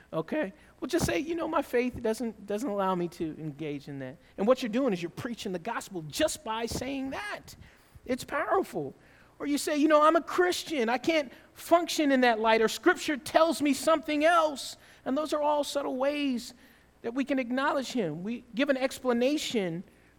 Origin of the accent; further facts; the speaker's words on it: the South, United States; I grew up in the South